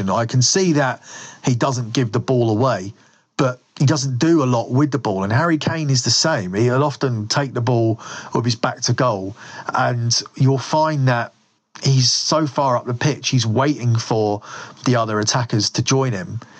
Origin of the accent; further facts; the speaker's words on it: England, United Kingdom; because we're English